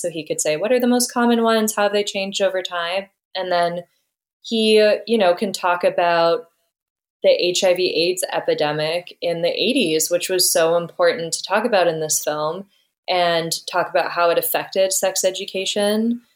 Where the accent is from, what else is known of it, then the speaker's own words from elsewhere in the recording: Ottawa, Ontario, Canada; I grew up in Ottawa